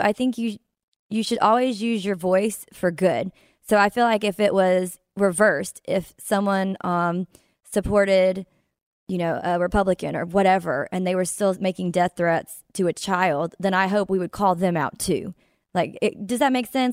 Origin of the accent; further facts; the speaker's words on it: Mississippi, United States; this is from my hometown. Well, it's not, it's in Mississippi, so my state